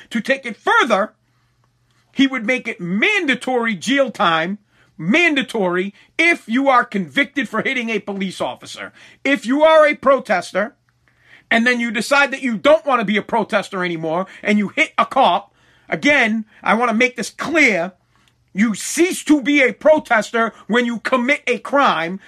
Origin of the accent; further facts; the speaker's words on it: Massachusetts, United States; I'm from Massachusetts